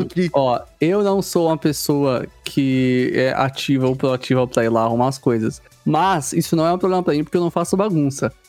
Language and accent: Portuguese; Carapicuíba, São Paulo, Brazil; eu nasci em São Paulo